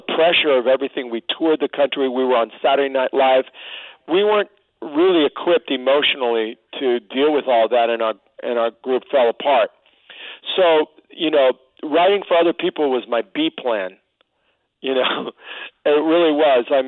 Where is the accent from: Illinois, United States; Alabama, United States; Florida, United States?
Florida, United States; Miami; moved away; I came from Miami, the projects of Miami